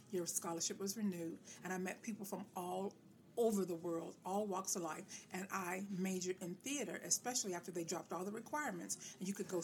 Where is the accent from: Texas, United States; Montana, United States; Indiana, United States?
Indiana, United States; Gary; also born or lived in Grinnell, Iowa; now in Indianapolis, United States; I'm born in Gary, Indiana. I'm a native Hoosier.